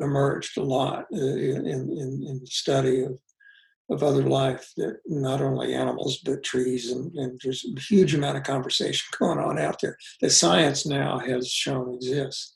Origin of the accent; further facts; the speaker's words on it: United States; I grew up in Kansas, Missouri